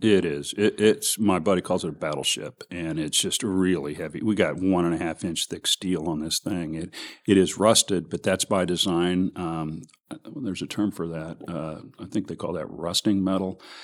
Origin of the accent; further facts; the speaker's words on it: Kansas City, Missouri, United States; I'm from the Northlands.